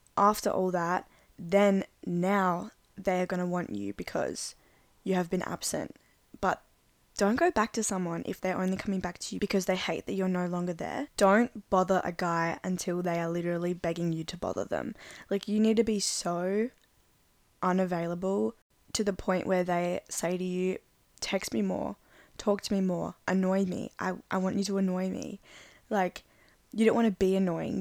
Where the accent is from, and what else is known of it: Adelaide, South Australia, Australia